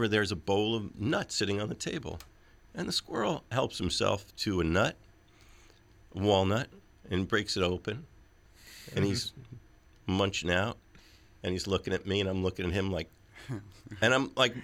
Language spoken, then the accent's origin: English; New York, United States; as a New Yorker